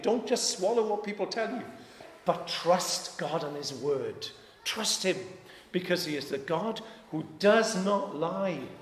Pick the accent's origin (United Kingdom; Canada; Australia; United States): United Kingdom; Wales; I'm Welsh